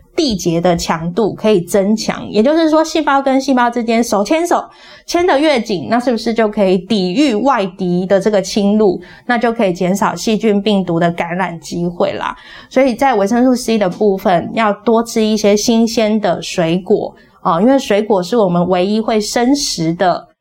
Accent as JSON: {"language": "Chinese", "country": "Taiwan", "said": "我们台湾人"}